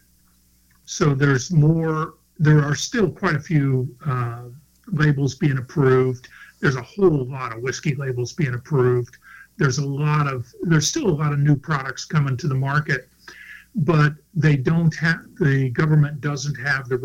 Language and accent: English; Florida, United States; I grew up in Florida, grew up sailing